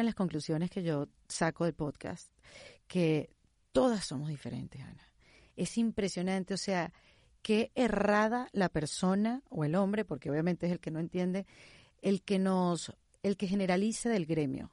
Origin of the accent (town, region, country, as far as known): Venezuela; first language Spanish; now in Miami, United States